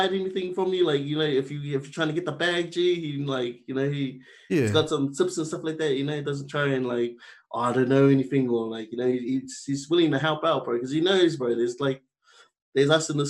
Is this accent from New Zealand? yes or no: yes; South Auckland, Auckland, New Zealand; born there; I was born in South Auckland.